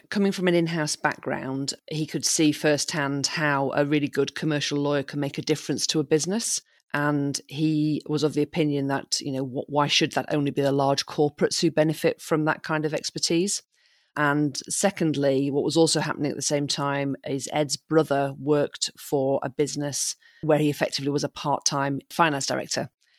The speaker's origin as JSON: {"language": "English", "region": "Yorkshire and the Humber", "country": "United Kingdom", "tie": "born or raised there", "also_born_or_lived": "Bahamas", "said": "I was born in Yorkshire. My dad then managed to wangle a teaching job in the Bahamas. So we moved there when I was 6 weeks old. We lived there till I was eight. I'm not sure where the decision process went, but we decided to move back to Yorkshire."}